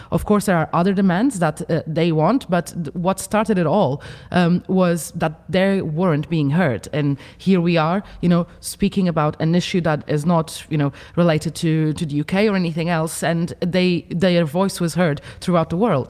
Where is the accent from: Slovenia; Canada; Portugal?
Portugal; Funchal, Madeira; in my hometown, you know, uh, in Funchal in Madeira